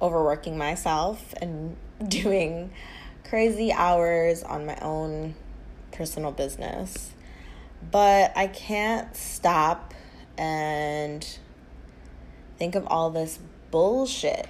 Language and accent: English; United States; Us, as the American people